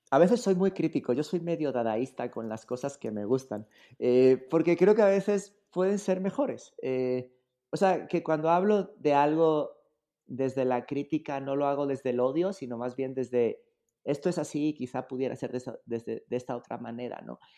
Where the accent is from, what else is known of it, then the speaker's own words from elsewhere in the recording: Spain; moved away as an adult; now in Mexico; a mí me tocó nacer y vivir en España durante mucho tiempo, eh, pero la verdad ya cuando vine para acá ya no regresé